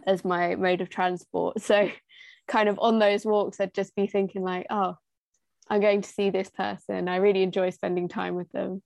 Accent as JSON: {"language": "English", "town": "Little Wymondley", "region": "East of England", "country": "United Kingdom", "said": "I come from Little Wymondley, which is a village"}